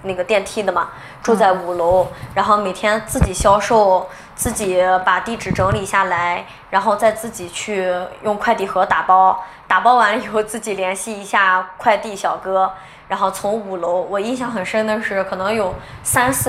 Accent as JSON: {"language": "Chinese", "town": "Qingdao", "region": "Shandong", "country": "China", "said": "我是青岛人，然后我们家就是黄岛的，然后也在青岛上的大学，所以就毕业了以后也是比较喜欢自己的城市，就留在青岛了。"}